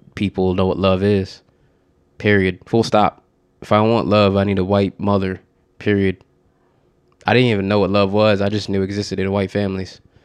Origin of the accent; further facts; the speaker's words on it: Norwalk, Connecticut, United States; also born or lived in Bridgeport, Connecticut; I grew up in Norwalk, Connecticut, it's like an hour outside of New York City